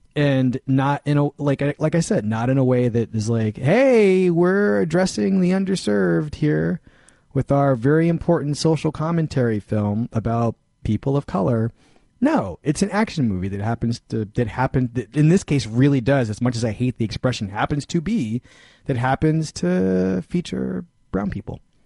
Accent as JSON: {"language": "English", "town": "Philadelphia", "region": "Pennsylvania", "country": "United States", "tie": "born or raised there", "also_born_or_lived": "California", "moved": "yes", "said": "I grew up in Philadelphia"}